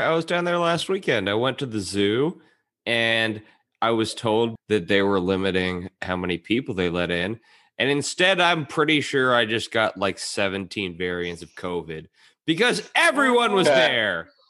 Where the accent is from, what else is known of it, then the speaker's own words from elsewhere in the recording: Orange County, California, United States; I'm from Orange County.